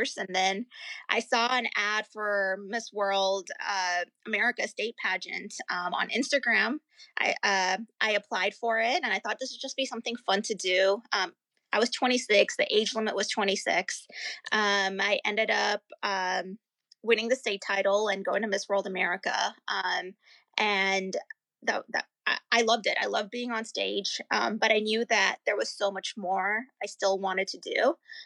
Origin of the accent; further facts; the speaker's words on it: India; also born or lived in Pennsylvania / California / North Carolina / New York; now in Virginia, United States; I grew up in India. I was born in India